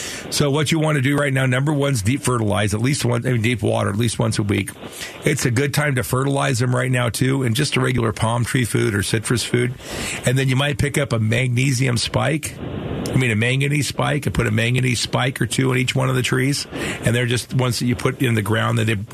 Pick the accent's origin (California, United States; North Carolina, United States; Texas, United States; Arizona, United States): Arizona, United States; Phoenix; the area where I grew up in Sunny Slope